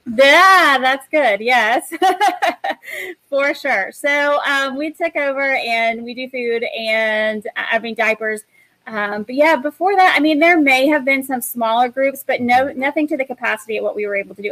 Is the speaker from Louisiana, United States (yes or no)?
no; Knoxville, Tennessee, United States; moved away; my hometown is in Knoxville, Tennessee.